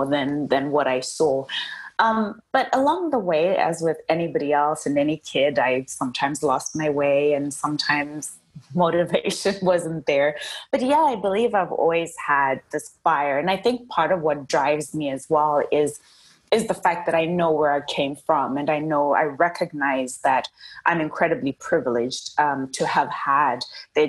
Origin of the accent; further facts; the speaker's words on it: Zimbabwe; I am from Zimbabwe. And actually, I was born at that time, it was called Rhodesia